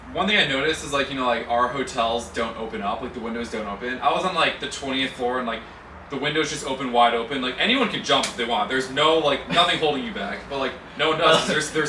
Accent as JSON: {"language": "English", "country": "United States", "said": "we're from the United States."}